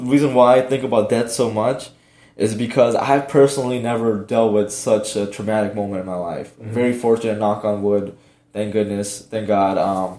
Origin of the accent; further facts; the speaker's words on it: Miami, Florida, United States; Like I said, growing up in Miami, like parents didn't have much. We never went on vacation and whatnot.